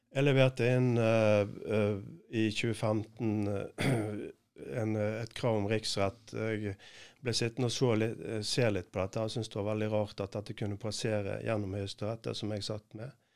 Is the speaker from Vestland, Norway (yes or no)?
yes; Bergen, Vestland, Norway; jobber i et team sammen med Tom Benjaminsen, heter han, en annen bergenser